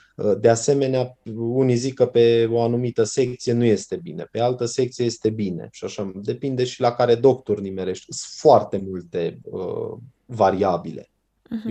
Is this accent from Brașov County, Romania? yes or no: yes; Brașov, Brașov County, Romania; eu sunt din Brașov, sunt brașovean